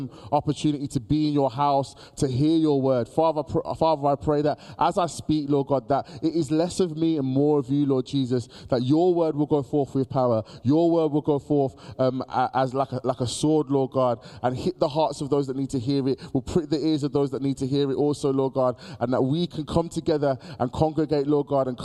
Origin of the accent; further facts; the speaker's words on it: Birmingham, West Midlands, United Kingdom; Born and raised in Birmingham